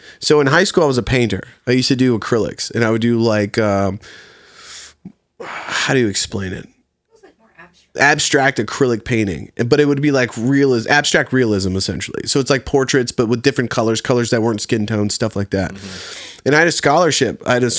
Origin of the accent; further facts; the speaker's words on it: Colonial Heights, Virginia, United States; So a small town in Virginia called Colonial Heights. It's just outside of Richmond, right next to Petersburg, Virginia.